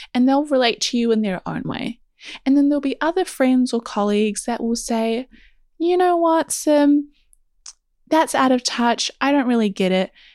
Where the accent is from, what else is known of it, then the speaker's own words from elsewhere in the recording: New Zealand; because I am also from New Zealand and it is a tiny little country